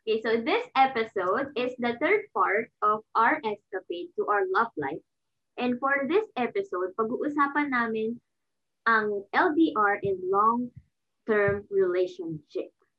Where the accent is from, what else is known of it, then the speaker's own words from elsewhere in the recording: Philippines; now in Japan; Pinoy ako